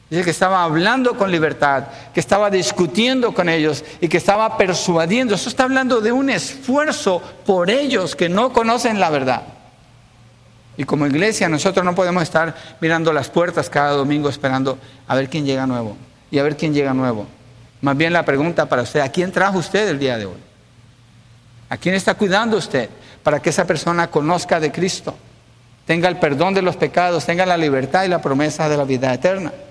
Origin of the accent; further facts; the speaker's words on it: Mexico; Soy mexicano, entonces le voy a predicar a los mexicanos.